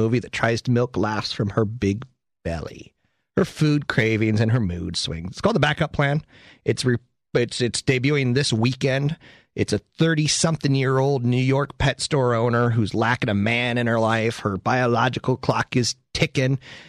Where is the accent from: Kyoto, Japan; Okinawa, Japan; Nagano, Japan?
Okinawa, Japan; Well, my home state is actually, I'm from Okinawa, Japan. I'm Japanese.